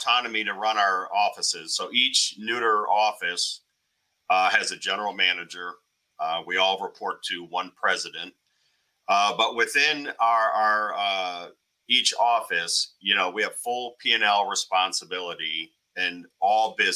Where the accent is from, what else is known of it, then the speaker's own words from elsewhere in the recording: Northwest Ohio, United States; was born and raised in Northwest Ohio.